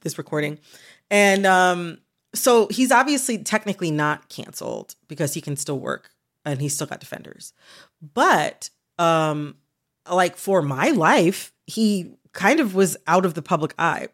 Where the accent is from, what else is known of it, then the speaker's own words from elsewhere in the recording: United States; as an American